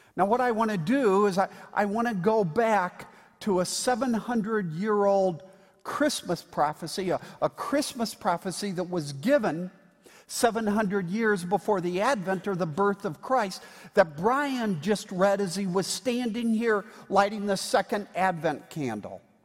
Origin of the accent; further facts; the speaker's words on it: Indiana, United States; I'm from Indiana